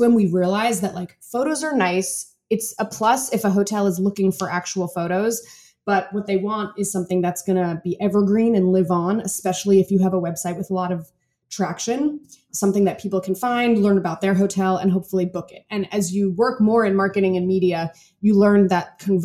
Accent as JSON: {"language": "English", "region": "New York", "country": "United States", "moved": "yes", "said": "we're this couple from New York"}